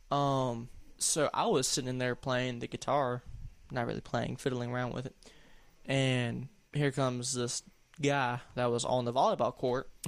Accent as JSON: {"language": "English", "region": "the South", "country": "United States", "accent": "southern", "said": "Oh, there's my southern accent sticking through."}